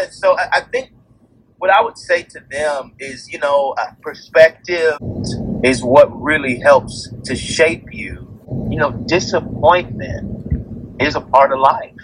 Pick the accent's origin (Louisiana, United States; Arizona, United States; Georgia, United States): Georgia, United States; Atlanta; I grew up on Auburn Avenue, um, which is kind of the birthplace of civil rights here right in, in the United States.